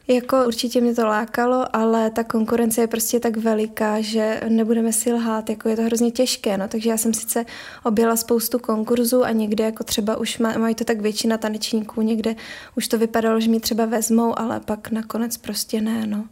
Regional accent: Prague, Czechia; now in Ostrava, Czechia; přiběhla jsem až z Prahy.

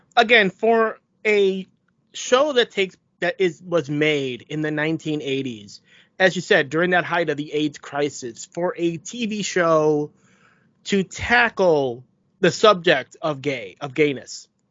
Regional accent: United States; I was born in the United States

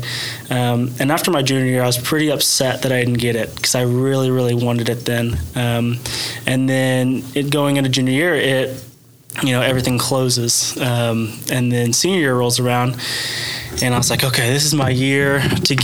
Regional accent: Sapulpa, Oklahoma, United States; I was born and raised in Sepulpa, Oklahoma

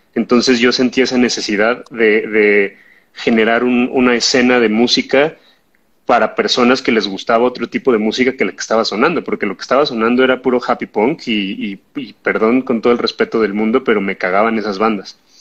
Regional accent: Mexico City, Mexico; somos de Lindavista

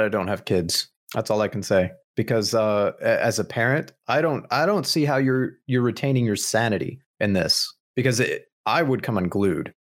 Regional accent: Southern Midwest, United States; Being Southern Midwesterner, you read the, the King James version of the Bible growing up

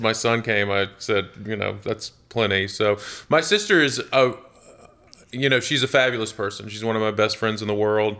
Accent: Jonesboro, Georgia, United States; I grew up in a, in a little town just south of Atlanta, about eighteen mile, miles south of Atlanta called Jonesboro, Georgia

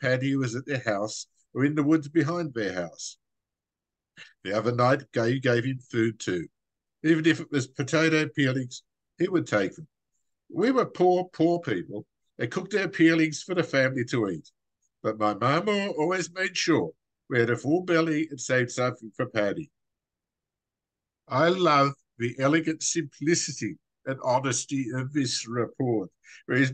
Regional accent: Wagga Wagga, New South Wales, Australia; As an Australian

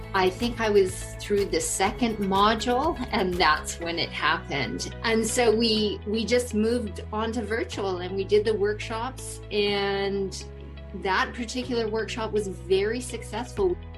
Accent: Prince George, British Columbia, Canada; moved away as an adult; also born or lived in South Africa; when I came back to Canada, I had to come back to my hometown and and and be amongst my family

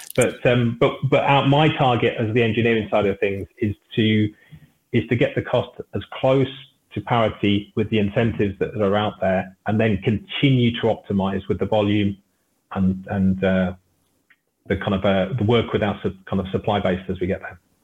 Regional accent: United Kingdom; I'm British

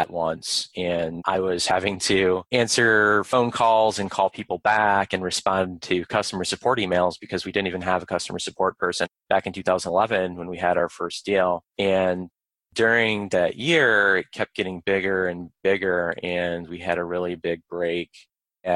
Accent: White Lake, Michigan, United States; moved away as an adult; also born or lived in Ann Arbor, Michigan; now in Arlington, Virginia, United States; I grew up in Michigan

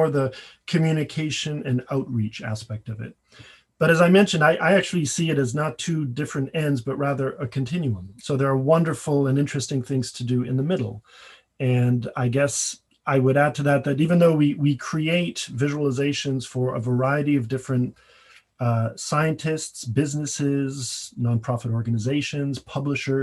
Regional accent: Paris, Île-de-France, France; moved away as an adult; When I came here from Paris, where I grew up, to go to undergraduate

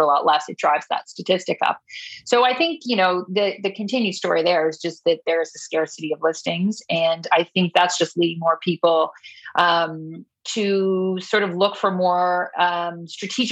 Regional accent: Canada; we're Canadian

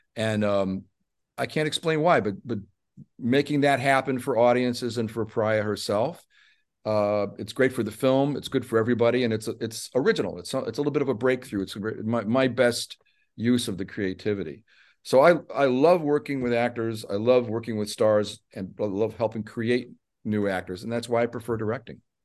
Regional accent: Chicago, Illinois, United States; I'm from Chicago

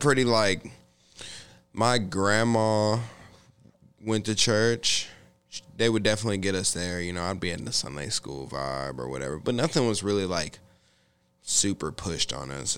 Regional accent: Olathe, Kansas, United States; I grew up in Olathe, Kansas for the better part of my life through uh, you know, kinda like elementary school, uh, junior high school and high school.

